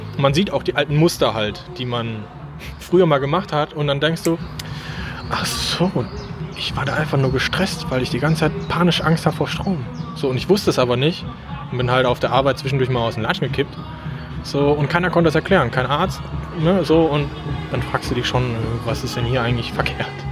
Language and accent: German; Krefeld, North Rhine-Westphalia, Germany; Krefel natürlich, da wo ich herkomme